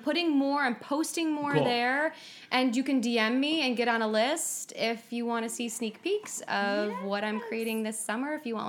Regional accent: Portage, Michigan, United States; I am from Pfizer's hometown, Portage, Michigan.

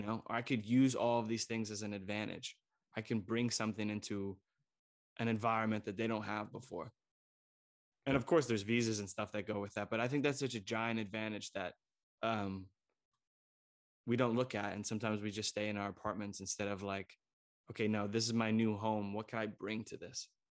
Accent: United States; moved away as an adult; now in Germany; I'm an American who grew up in American

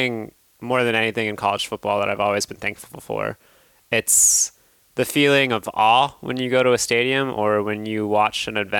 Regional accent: Texas, United States; growing up in Texas

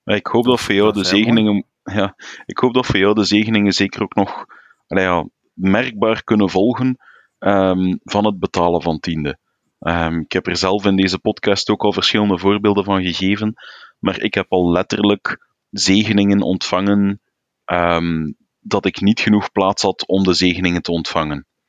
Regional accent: Flanders, Belgium; als Vlaming

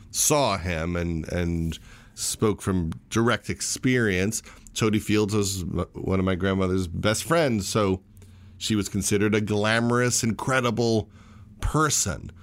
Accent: Syosset, New York, United States; also born or lived in Flushing, Queens, New York; I was born in Flushing, New York, in Queens, but lived in the Syosset Woodbury area of Long Island

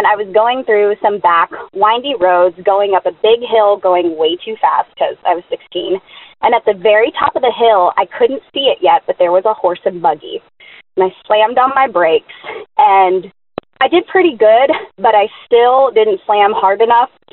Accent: Lancaster, Pennsylvania, United States; I'm calling with an unbelievable story. So I grew up in Lancaster, Pennsylvania, which a lot of people call Amish country.

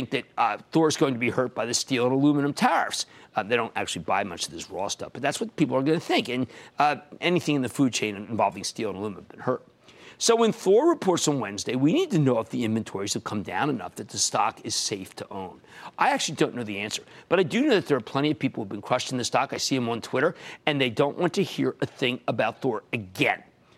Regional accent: Pennsylvania, United States; in my home state of Pennsylvania

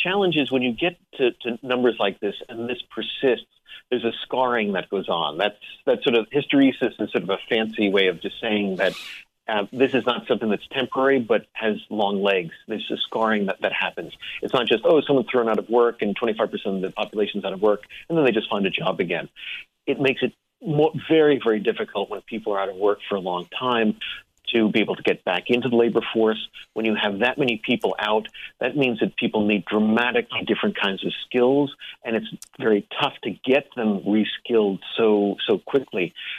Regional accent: Englewood, New Jersey, United States; born there; And Randy, I was born in Englewood, New Jersey.

